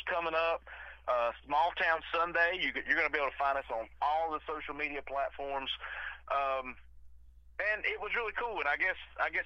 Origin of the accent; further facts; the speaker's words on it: the South, United States; we are from the South